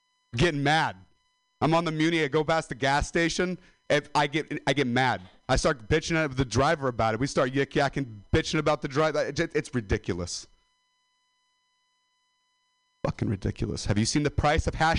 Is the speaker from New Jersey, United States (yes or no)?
no; Modesto, California, United States; I'm a dropout from Modesto.